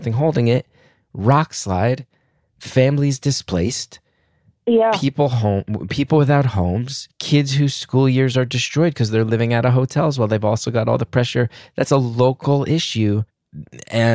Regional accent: West Orange, New Jersey, United States; my hometown, West Orange, New Jersey

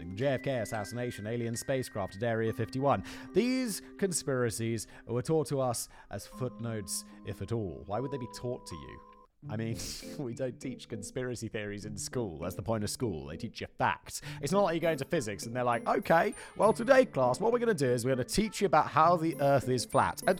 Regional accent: United Kingdom; I'm British

